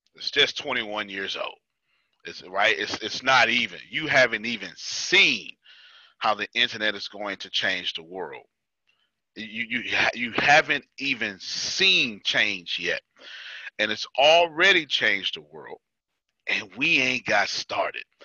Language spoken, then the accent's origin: English; Texas, United States; I'm from Texas